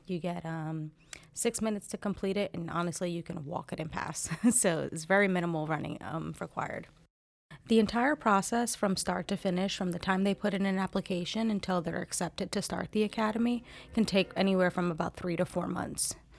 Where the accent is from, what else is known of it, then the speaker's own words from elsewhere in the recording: New Jersey, United States; moved away as an adult; also born or lived in Fort Liberty, North Carolina; now in Fayetteville, United States; I'm originally from Jersey.